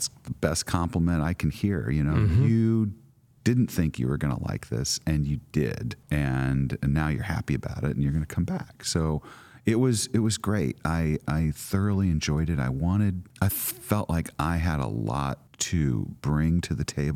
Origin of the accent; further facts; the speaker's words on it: Midwest, United States; moved away; also born or lived in San Francisco / Lebanon, Illinois; I grew up in the Midwest